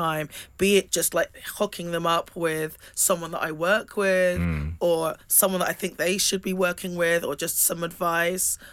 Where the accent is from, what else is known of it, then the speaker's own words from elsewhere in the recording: England, United Kingdom; growing up in England